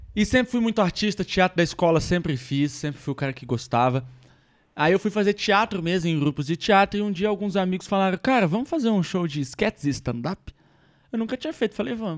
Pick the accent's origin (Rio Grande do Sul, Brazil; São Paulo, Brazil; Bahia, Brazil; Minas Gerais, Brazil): Minas Gerais, Brazil; eu sou mineiro